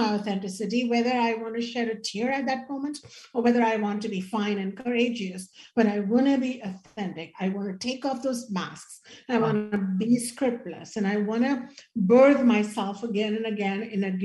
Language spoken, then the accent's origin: English; India; as an Indian woman